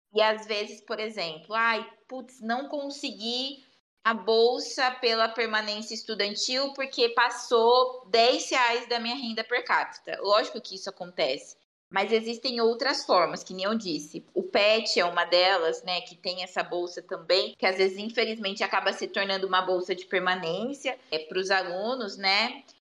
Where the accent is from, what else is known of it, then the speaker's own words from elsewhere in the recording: Bauru, São Paulo, Brazil; eu sou de Bauru